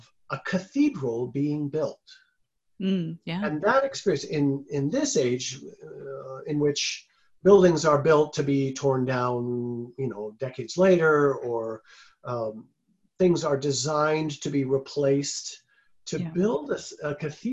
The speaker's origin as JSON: {"language": "English", "town": "Washington", "region": "District of Columbia", "country": "United States", "tie": "born or raised there", "moved": "yes", "lives_now": "Milwaukee, United States", "said": "I grew up in Washington, D.C."}